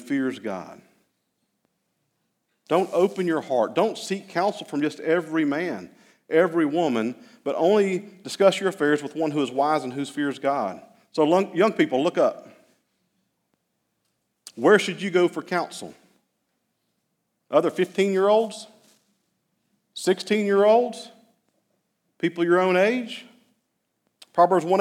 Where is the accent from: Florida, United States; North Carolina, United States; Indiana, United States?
North Carolina, United States; Hickory; I grew up in Hickory.